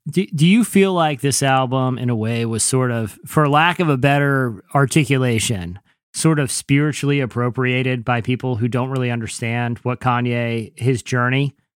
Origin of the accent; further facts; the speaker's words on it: Virginia Beach, Virginia, United States; I'm from Virginia Beach